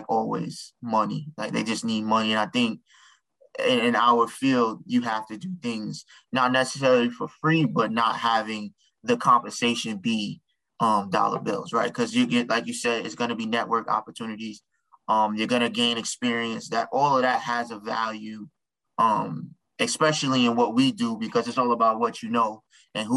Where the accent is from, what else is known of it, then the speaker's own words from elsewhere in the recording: New York, United States; I'm from New York